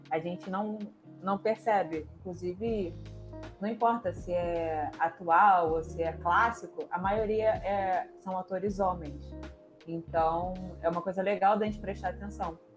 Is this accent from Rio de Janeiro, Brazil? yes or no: yes; Rio de Janeiro, Brazil; eu sou do Rio de Janeiro, carioca, Nasci e criada. Estou saí para conhecer, nunca mudei.